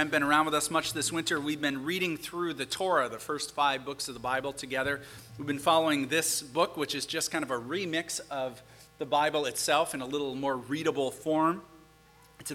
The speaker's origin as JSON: {"language": "English", "town": "St. Paul", "region": "Minnesota", "country": "United States", "tie": "born or raised there", "said": "my personal favorite street in my hometown of St. Paul"}